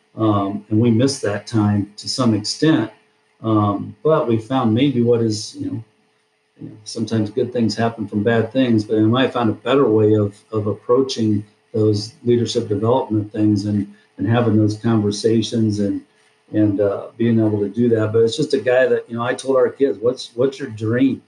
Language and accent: English; Deep River, Iowa, United States; I grew up in Deep River, Iowa, big metropolis, uh, about 10 houses